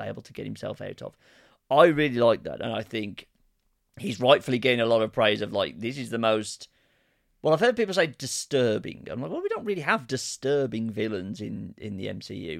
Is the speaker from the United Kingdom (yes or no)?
yes; Birmingham, West Midlands, United Kingdom; accent: Ozzy Osbourne's (Brummie); even though it's my accent